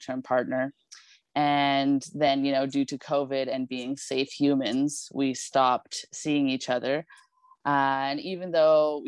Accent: Yellowknife, Northwest Territories, Canada; now in Vancouver, Canada; I'm from where they call the Knife, Yellowknife

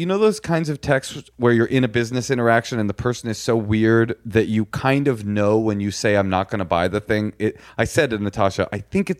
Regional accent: Los Angeles, California, United States; No, I grew up in Grenada Hills. I'm from here. I went to Hollywood High School. This is my hometown. Un Angelino.

